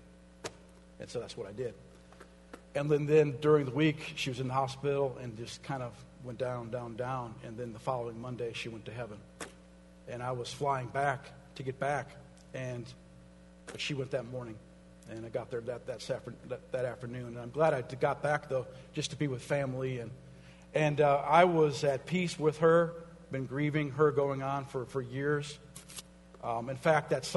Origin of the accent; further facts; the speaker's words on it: Minnesota, United States; moved away; I'm from Minnesota. All my brothers and sisters live there. My mom lived there